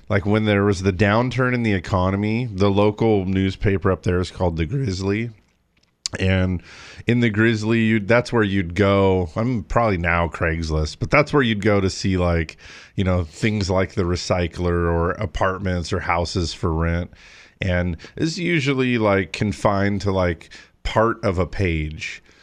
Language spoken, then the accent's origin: English; Big Bear, California, United States; the town where I grew up in Big Bear